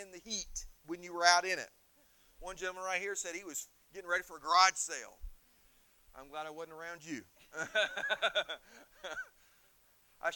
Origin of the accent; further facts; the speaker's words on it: Indiana, United States; moved away as an adult; also born or lived in Missouri; now in Erie, United States; When I grew up in Indiana, we got some warm, humid weather